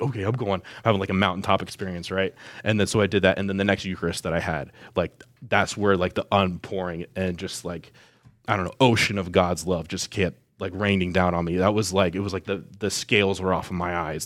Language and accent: English; Westerville, Ohio, United States; also born or lived in Columbus, Ohio; I was born here in Columbus. Uh, I grew up in Westerville